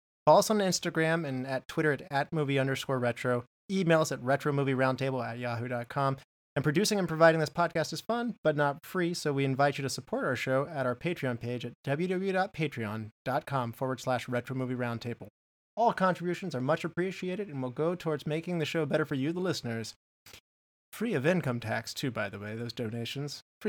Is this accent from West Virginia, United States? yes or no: yes; West Virginia, United States; That's my home state. That's where I'm from.